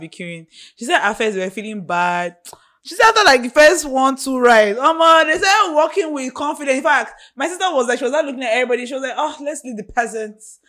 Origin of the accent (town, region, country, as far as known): Nigeria